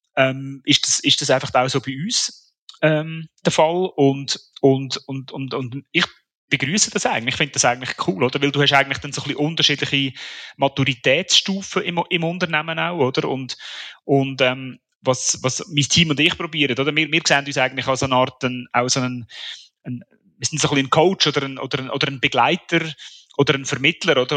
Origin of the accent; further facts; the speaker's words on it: Switzerland; Als, als Schweizer